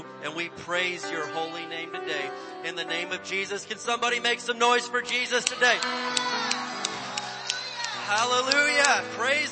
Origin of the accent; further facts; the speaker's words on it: Indiana, United States; Where I grew up in Indiana, there was lots of tornadoes.